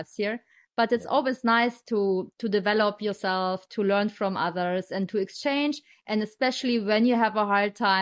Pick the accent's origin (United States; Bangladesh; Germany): Germany; moved away; I'm from Germany